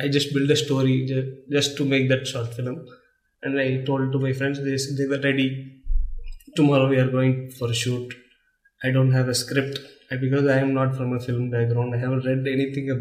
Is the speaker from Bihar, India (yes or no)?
no; Visakhapatnam, Andhra Pradesh, India; I grew up in Vizag